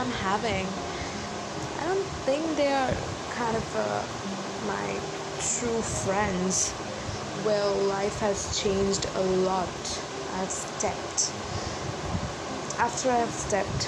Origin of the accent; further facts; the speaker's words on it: India; from India